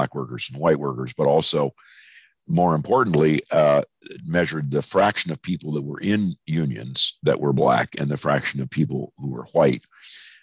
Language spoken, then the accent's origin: English; National City, California, United States; moved away; also born or lived in San Francisco / North Dakota; I was born in San Francisco, but I grew up in National City, California, which is just south of San Diego